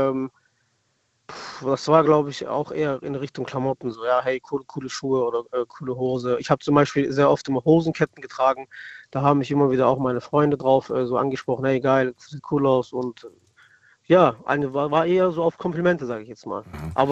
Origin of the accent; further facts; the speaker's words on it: Stuttgart, Baden-Württemberg, Germany; wir kommen aus Stuttgart, also ich komme aus Stuttgart